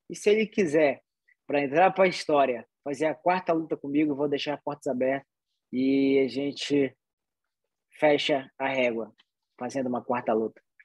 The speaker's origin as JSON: {"language": "Portuguese", "town": "Soure", "region": "Pará", "country": "Brazil", "tie": "born or raised there", "also_born_or_lived": "Salvaterra", "moved": "yes", "lives_now": "United States"}